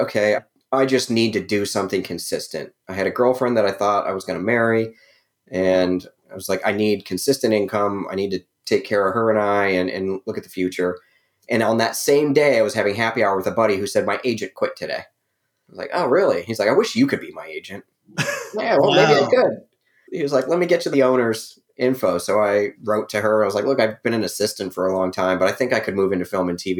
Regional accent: Ohio, United States; moved away as an adult; also born or lived in Las Vegas, Nevada / Los Angeles, California; now in Atlanta, United States; I was born in Ohio.

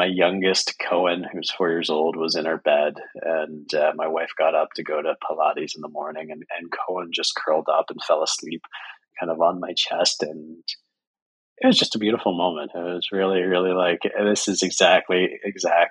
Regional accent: Canada; I'm Canadian

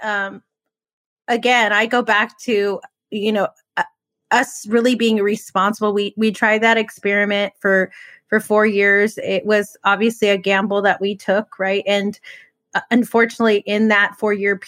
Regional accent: United States; as American people

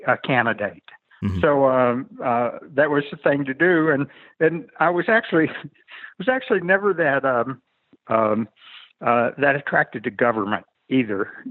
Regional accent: Mississippi, United States; also born or lived in Washington, D.C.; now in Santa Fe, United States; I grew up in Mississippi

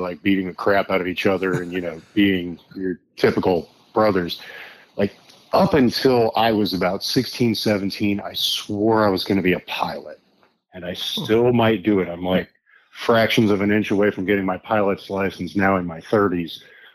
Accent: Plain City, Ohio, United States; also born or lived in Columbus, Ohio; Born in Columbus, Ohio. Two younger brothers, one of which also served overseas, Army National Guard. Moved out to Plain City, out in the corn

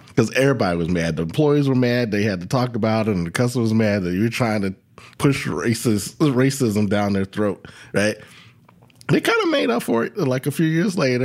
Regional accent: Virginia, United States; my home state of Virginia

